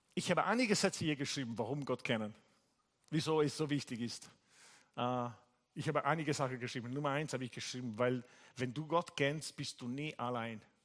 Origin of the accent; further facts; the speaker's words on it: Italy; German is a second language; now in Bari, Italy; ich bin Italiener